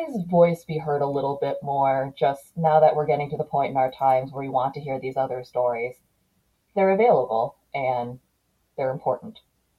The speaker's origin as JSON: {"language": "English", "country": "United States", "said": "I'm from America."}